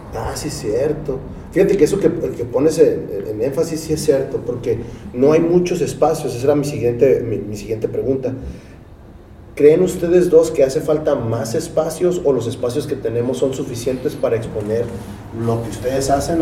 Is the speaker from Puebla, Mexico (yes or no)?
no; Tijuana, Baja California, Mexico; los tijuanos hablamos más, a veces, más inglés que español